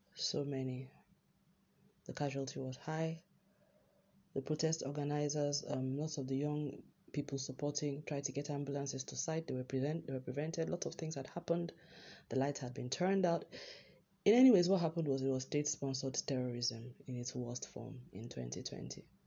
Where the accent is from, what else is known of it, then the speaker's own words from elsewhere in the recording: Nigeria; as a Nigerian